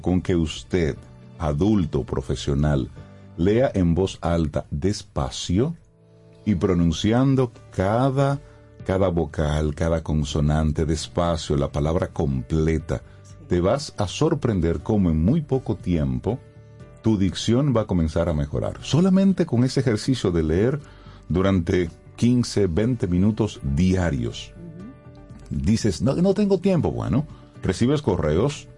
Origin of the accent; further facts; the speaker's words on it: Dominican Republic; nosotros como dominicanos